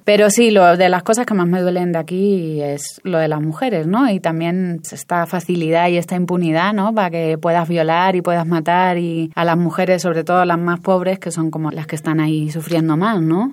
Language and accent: Spanish; Canary Islands, Spain; moved away as an adult; also born or lived in Cuba; now in Mexico; Me he criado, parte de mi infancia me crié en Canarias